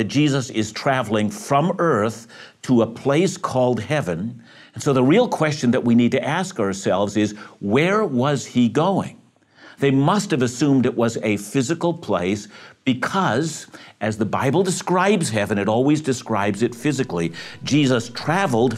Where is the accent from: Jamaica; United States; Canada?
Canada; Vancouver, British Columbia; I'm from Greater Vancouver